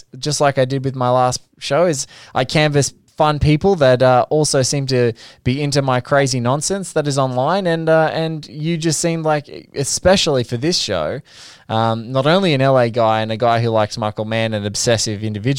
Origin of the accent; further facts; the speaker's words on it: Australia; this lucky country that I feel guilty for continually saying that I'm lucky that I live